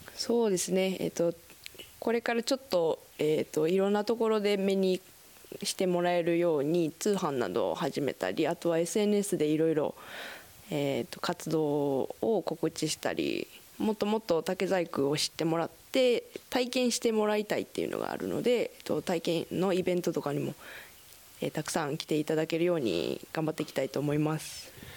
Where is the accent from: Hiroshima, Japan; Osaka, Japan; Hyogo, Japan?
Osaka, Japan; Daito; moved away as an adult; now in Kitakata, Japan; 大阪府大東市から来ました